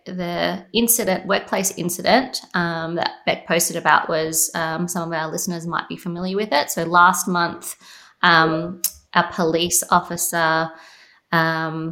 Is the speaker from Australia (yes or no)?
yes; Australia; I was born in Australia, Jason. I have Greek heritage